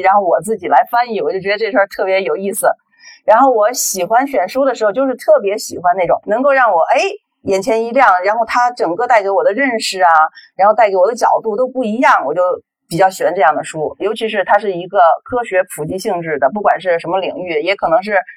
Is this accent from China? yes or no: yes; China; first language Chinese; 因为毕竟我们是中国人，读外语没那么快